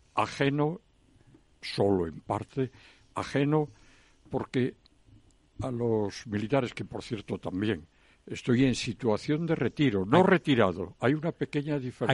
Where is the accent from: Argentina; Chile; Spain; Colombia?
Spain; Galicia; Encantadiño, que dirían en mi tierra